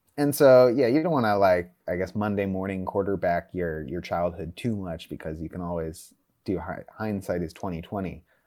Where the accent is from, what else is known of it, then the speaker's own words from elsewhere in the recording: Northern California, United States; I grew up in Northern California